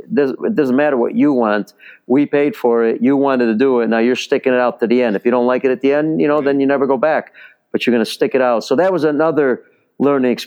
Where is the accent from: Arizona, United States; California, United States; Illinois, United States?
Illinois, United States; Chicago; born or raised there; first language Italian; English is a second language; also born or lived in Rome, Italy